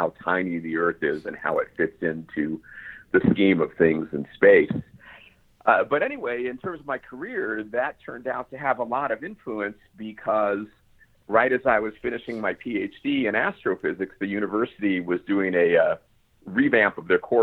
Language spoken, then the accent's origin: English; San Diego, California, United States; I grew up primarily in San Diego, although we moved around a bit until I was 7 years old and we landed